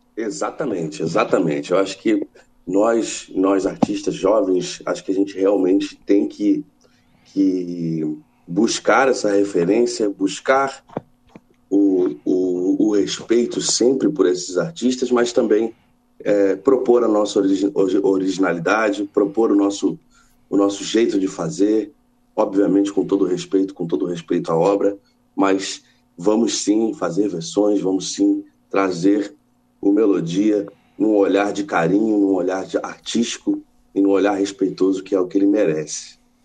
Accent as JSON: {"language": "Portuguese", "region": "Rio de Janeiro", "country": "Brazil", "tie": "born or raised there", "also_born_or_lived": "São Paulo", "said": "Eu, eu, eu fui crescer, eu cresci no Rio de Janeiro, mas eu nasci em São Paulo"}